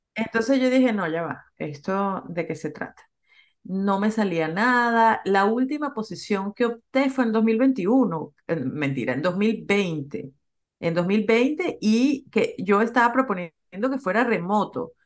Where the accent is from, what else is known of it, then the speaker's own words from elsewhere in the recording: Venezuela; moved away as an adult; also born or lived in Peru; now in United States; yo soy venezolana, me gradué de la Universidad de Venezuela, conseguí trabajo en Venezuela.